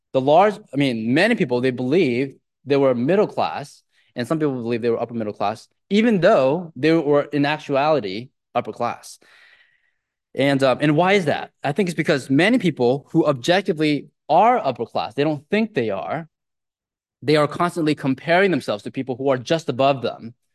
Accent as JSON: {"language": "English", "area": "Silicon Valley", "region": "California", "country": "United States", "tie": "born or raised there", "said": "I grew up in the Silicon Valley"}